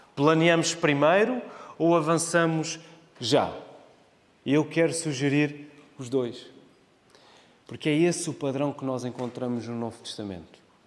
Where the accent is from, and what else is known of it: Portugal